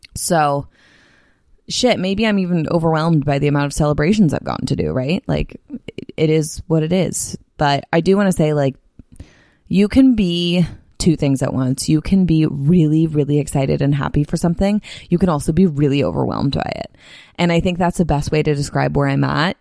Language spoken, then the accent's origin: English; Bay Area, California, United States; moved away as an adult; also born or lived in Salt Lake City; now in San Diego, United States; the Bay Area, which is my, my hometown